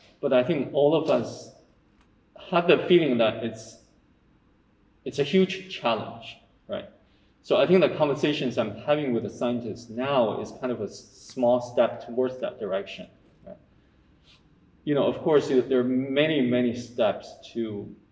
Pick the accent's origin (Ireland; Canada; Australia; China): China; moved away; also born or lived in United States / Hong Kong; I grew up in China